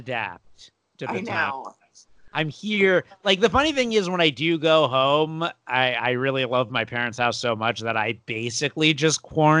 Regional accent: Boca Raton, Florida, United States; now in Los Angeles, United States; I'm from Boca, which is, like, super old Jews

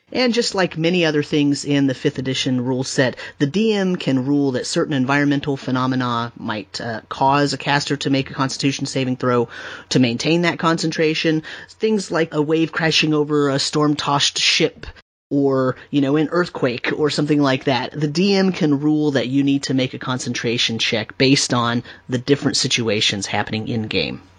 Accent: California, United States; I grew up in California

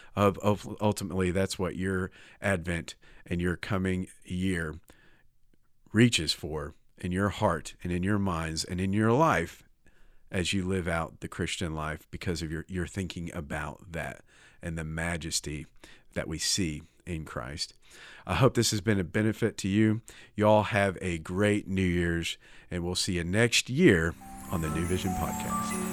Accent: United States; I'm American

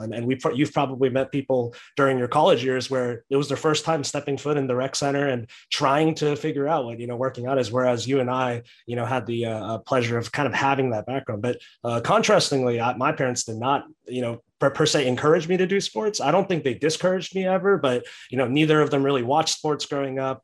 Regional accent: Texas, United States; I'm a Texan

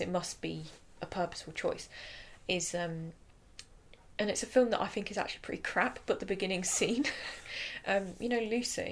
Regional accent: England, United Kingdom; we are English

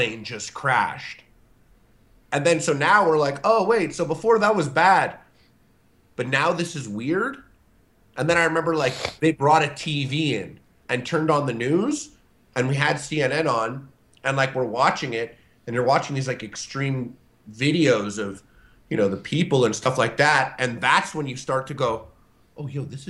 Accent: Canada; I'm Canadian

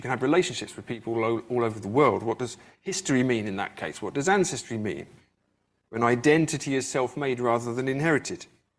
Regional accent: England, United Kingdom; So I grew up in England, but my family always moved around. I don't have a hometown I can go back

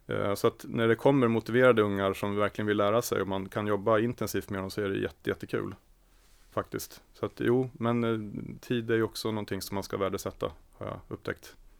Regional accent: Sigtuna, Stockholm County, Sweden; Jag är född och uppvuxen i Sigtuna.

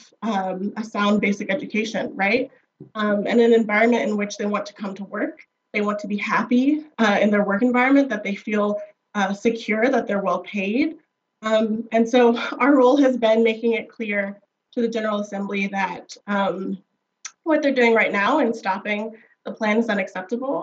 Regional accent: Durham, North Carolina, United States; I grew up in Durham, North Carolina

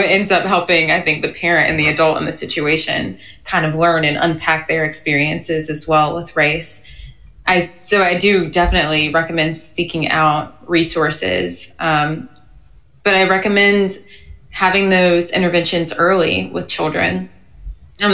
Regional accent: the South, United States; I'm from the South. I'm from, like I said, a very white community.

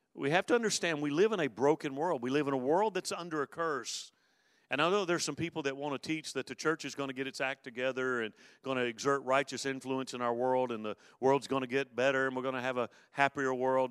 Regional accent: Mobile, Alabama, United States; when I grew up in Mobile, um, I, uh, uh, being a kid growing up in, in the Gulf Coast area

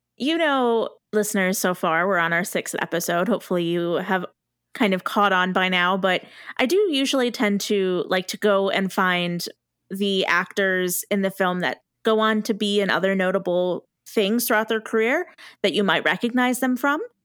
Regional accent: United States; as an American who doesn't watch Italian media

